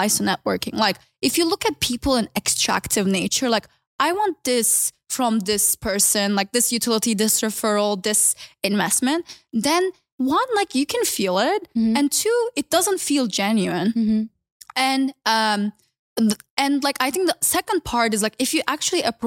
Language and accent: English; Turkey; moved away; also born or lived in Berkeley, California; I like studied in Berkeley, and I'm originally from Turkey